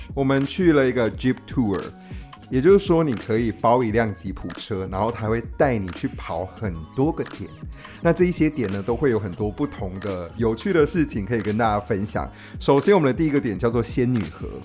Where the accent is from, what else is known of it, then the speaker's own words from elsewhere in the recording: Taiwan; 我们是从台湾来的